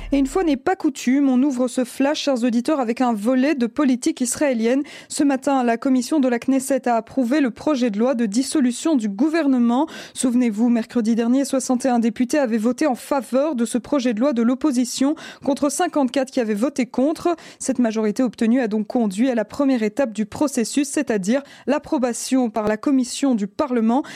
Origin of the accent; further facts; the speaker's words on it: Belgium; chez nous en Belgique